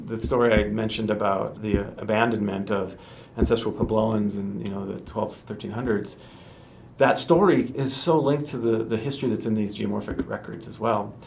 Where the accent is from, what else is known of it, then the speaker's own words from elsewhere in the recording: North Dakota, United States; I grew up in North Dakota